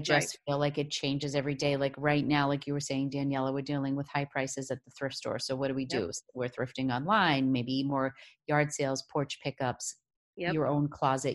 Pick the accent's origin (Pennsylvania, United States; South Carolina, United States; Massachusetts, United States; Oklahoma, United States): Massachusetts, United States; Boston; I'm from Boston.